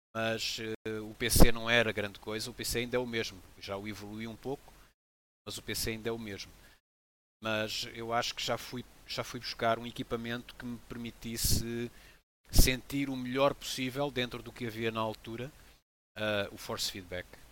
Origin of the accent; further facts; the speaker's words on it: Portugal; also born or lived in Benguela, Angola; now in Lagoa, Portugal; eu nasci em Benguela, em Angola, e vim bem, bem jovem para Portugal, com 7 anos de idade